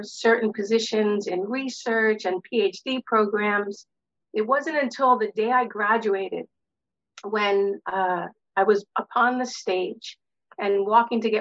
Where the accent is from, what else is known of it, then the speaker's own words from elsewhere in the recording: New York City, New York, United States; I grew up in Brooklyn, New York, and my world was filled with concrete and bricks